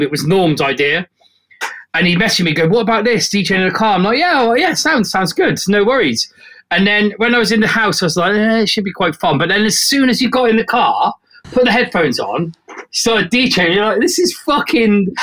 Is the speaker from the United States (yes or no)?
no; South West England, United Kingdom; It's the town where I'm from. It's like a little market town.